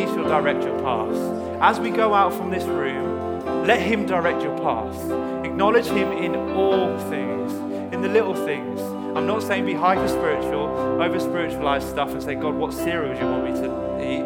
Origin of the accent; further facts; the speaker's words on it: United Kingdom; I hate being British sometimes, but I love it at the same time.